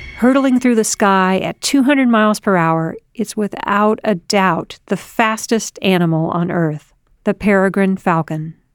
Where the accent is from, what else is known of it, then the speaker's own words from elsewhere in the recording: Chicago, Illinois, United States; my hometown of Chicago